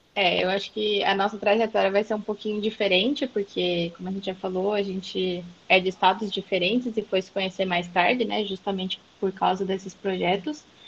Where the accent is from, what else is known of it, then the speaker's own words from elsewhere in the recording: interior of São Paulo, Brazil; also born or lived in Sumaré; Eu sou do interior de São Paulo, moro atualmente em Sumaré